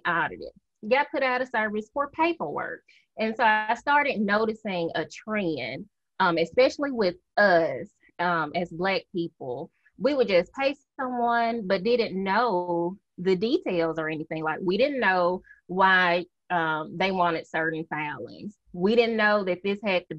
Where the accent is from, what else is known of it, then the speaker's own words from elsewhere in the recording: Mississippi, United States; I am from Mississippi, good old Southern girl. When people hear me, they automatically say, "Where are you from?"